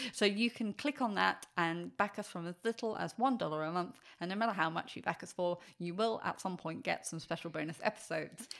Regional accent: England, United Kingdom; I'm English

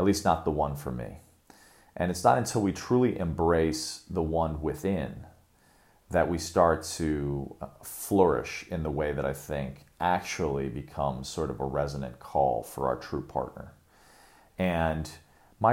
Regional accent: Chicago, Illinois, United States; moved away; also born or lived in Sri Lanka; Chicago, my hometown

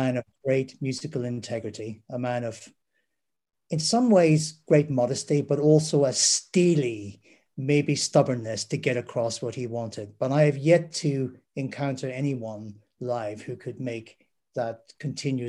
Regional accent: Derry, Northern Ireland, United Kingdom; growing up in Derry / Londonderry

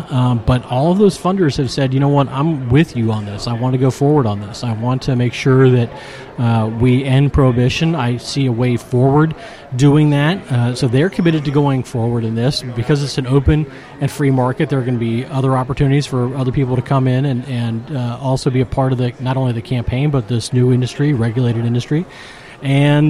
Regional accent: Appalachia, United States; I'm from also from Appalachia

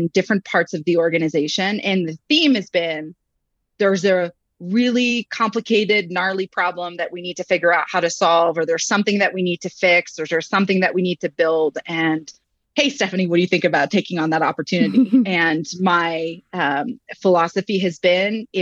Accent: Montreal, Quebec, Canada; moved away as an adult; now in United States; I started out in Montreal, Quebec, and I was actually a management consultant first. Yes, I am French Canadian as a background, but I've been in the US for about 15 years

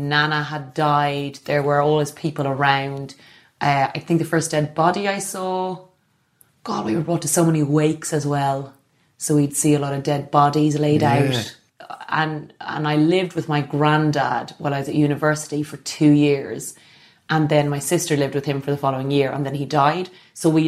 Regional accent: Ireland; being Irish

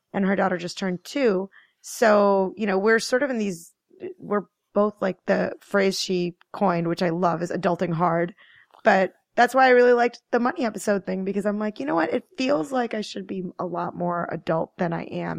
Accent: Maryland, United States; moved away as an adult; also born or lived in New York City area / New Jersey; now in Hudson Valley, United States; I grew up in Maryland, but I've kinda lived in the New York City area in Jersey for, like, fourteen years

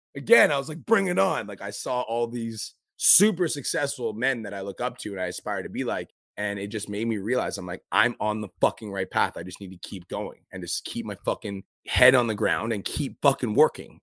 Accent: Canada; I'm here from Canada

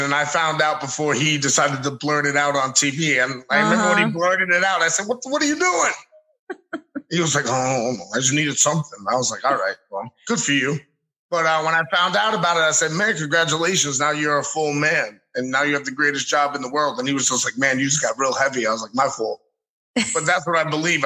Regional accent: New York City, New York, United States; when I growing up in the Bronx

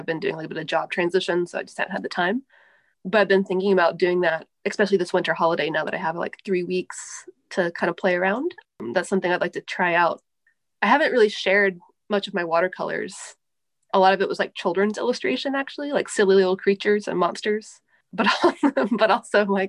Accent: the South, United States; I'm from the South in the States

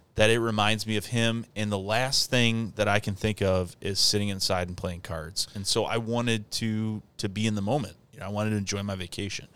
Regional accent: Michigan, United States; I'm from Michigan

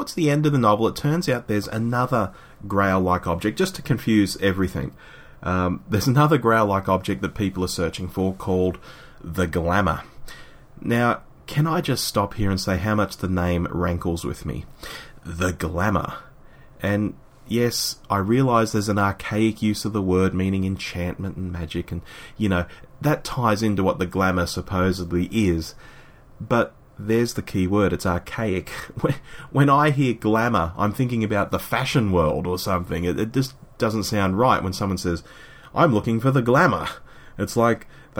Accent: Sydney, New South Wales, Australia; my hometown of Sydney

